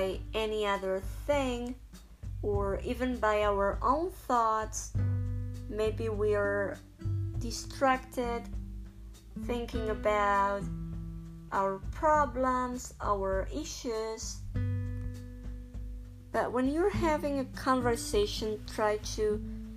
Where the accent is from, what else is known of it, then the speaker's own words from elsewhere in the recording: Spain; English is a second language; I'm from Spain